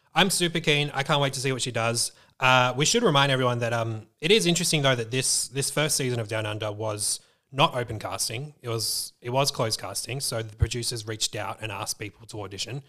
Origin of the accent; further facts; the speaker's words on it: Melbourne, Victoria, Australia; being that we are Aussies, we're from Melbourne